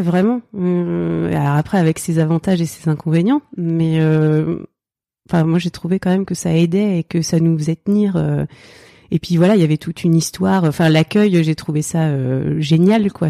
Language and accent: French; Oise, near Chantilly, Hauts-de-France, France; also born or lived in Seine-Saint-Denis; now in Île-aux-Moines, France; j'ai grandi dans l'Oise, euh, pas très loin de Chantilly je suis née dans le 93